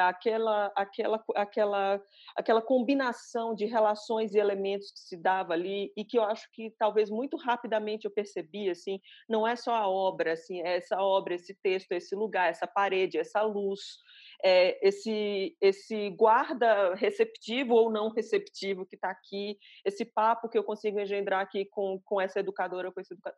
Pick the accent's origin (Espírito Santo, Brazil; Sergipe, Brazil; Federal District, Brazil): Sergipe, Brazil; Aracaju; moved away as an adult; also born or lived in Recife / São Paulo; now in Belo Horizonte, Brazil; sou sergipana de Aracaju, é, moro em Belo Horizonte, moro um pouco em São Paulo.